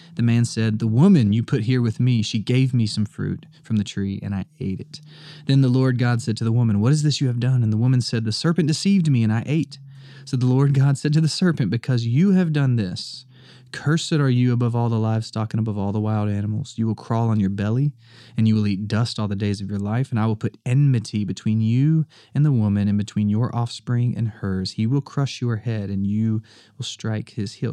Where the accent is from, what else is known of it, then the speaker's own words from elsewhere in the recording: the South, United States; I'm the only Southerner in my family